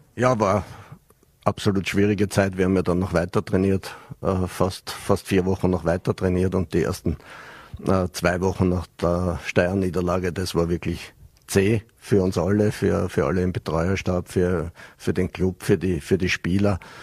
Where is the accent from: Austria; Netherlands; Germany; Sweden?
Austria; Vienna; moved away as an adult; also born or lived in Switzerland / Vorarlberg; now in Dornbirn, Austria; habe mich zwar meiner Heimat Wien ein bisschen angenähert jetzt, nachdem ich vier Jahre in der Schweiz war